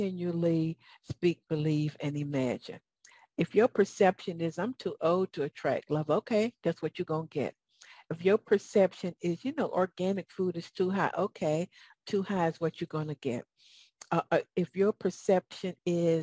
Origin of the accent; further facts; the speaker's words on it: Southern, United States; accent: Southern; my Southern accent